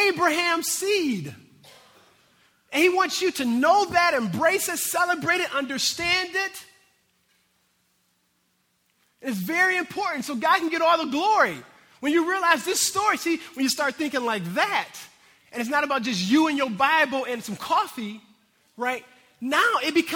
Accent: United States; I'm American here

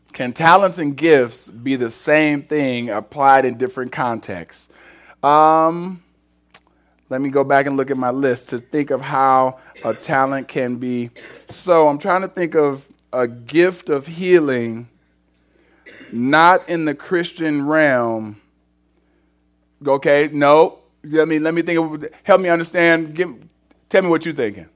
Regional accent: Cleveland, Ohio, United States; I'm from Cleveland

